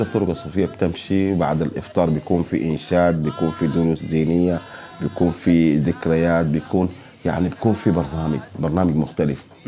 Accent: Sudan; عندنا في السودان

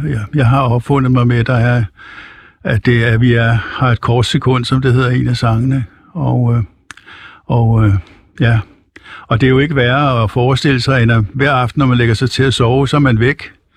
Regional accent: Copenhagen, Capital Region of Denmark, Denmark; now in Helsingør, Denmark; jeg er født i København

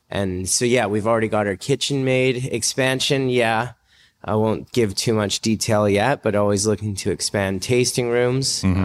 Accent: North Shore, British Columbia, Canada; we're all from North Shore

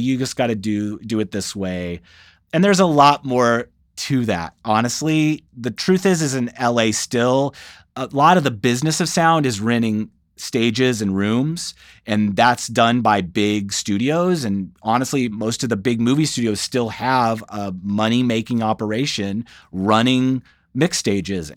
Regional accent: Saint Louis area, rural Illinois, United States; moved away; I grew up in the Saint Louis area, so, but in rural Illinois, about an hour north

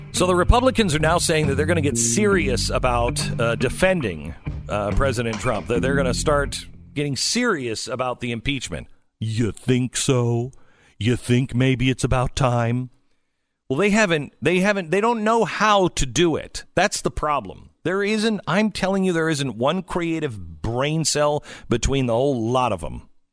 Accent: West Coast, United States; moved away; I grew up on the West Coast.

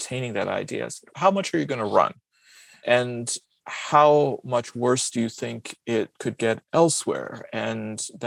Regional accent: Michigan, United States; born or raised there; also born or lived in Pakistan / England

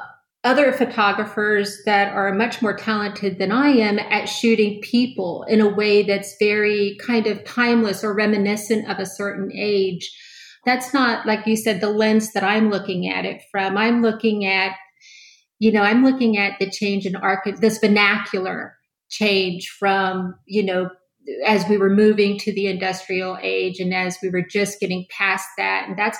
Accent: Orlando, Florida, United States; I started taking pictures in my hometown at that time, which was Orlando.

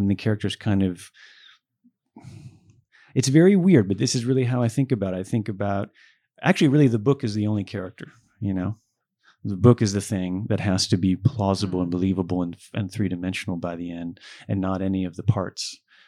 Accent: Buffalo, New York, United States; I was born in Buffalo and grew up in Buffalo.

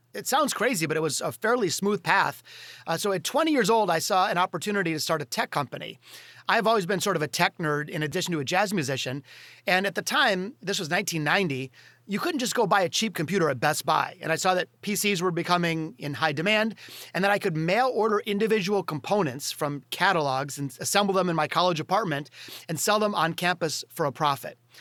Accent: Detroit, Michigan, United States; in Detroit, my hometown

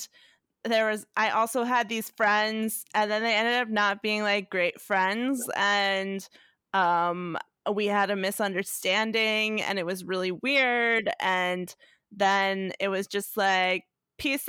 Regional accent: New York, United States; I'm from New York

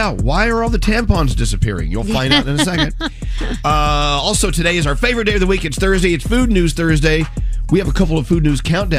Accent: Texas, United States; now in New York, United States; I'm from Texas.

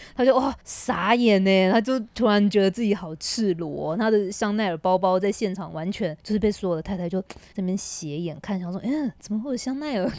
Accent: Taiwan; moved away as an adult; now in Shanghai, China; 我们台湾人

